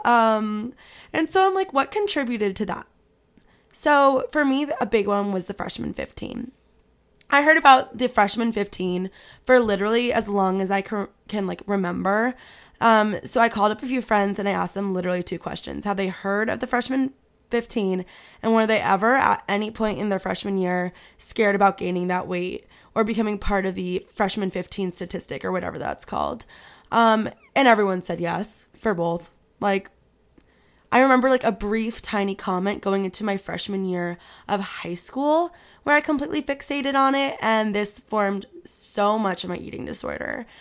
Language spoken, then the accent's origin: English; Manhattan Beach, California, United States; moved away as an adult; now in Virginia, United States; I grew up in Manhattan Beach.